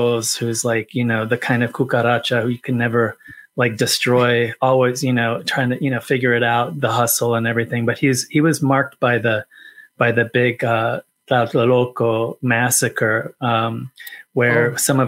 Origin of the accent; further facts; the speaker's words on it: rural California, United States; rural California, that's what it's like, what it was